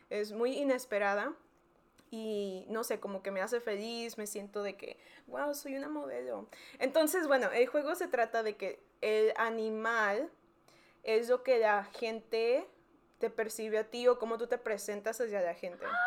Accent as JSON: {"language": "Spanish", "town": "McAllen", "region": "Texas", "country": "United States", "tie": "born or raised there", "also_born_or_lived": "Mexico", "said": "yo nací en McAllen, Texas, que está en el Valle, donde María fue a la universidad. Pero los primeros 10 años de mi vida viví en México, luego me vino otra vez a McAllen y ahí estudié desde quinto año hasta la, hasta la universidad"}